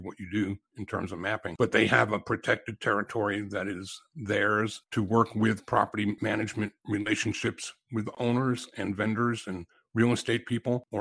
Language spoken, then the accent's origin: English; Atlanta, Georgia, United States; my hometown